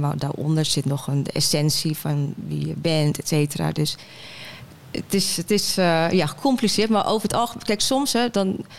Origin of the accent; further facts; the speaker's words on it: Heerhugowaard, North Holland, Netherlands; moved away; also born or lived in Den Helder / Rotterdam / Amsterdam; En ik ben opgegroeid in Heer Hugo Waard